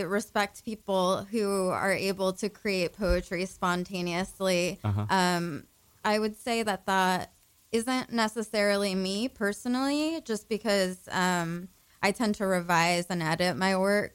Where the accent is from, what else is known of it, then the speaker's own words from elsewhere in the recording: San Diego, California, United States; also born or lived in Paris, France; So I grew up in San Diego, California. That's where I was born and raised.